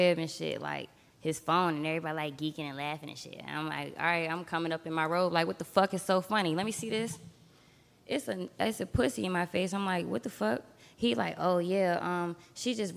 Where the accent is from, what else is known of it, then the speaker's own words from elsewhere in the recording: Virginia, United States; I'm from Virginia.